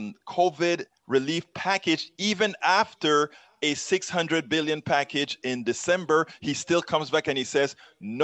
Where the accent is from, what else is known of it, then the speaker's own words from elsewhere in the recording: Panama; now in United States; I'm from Central America.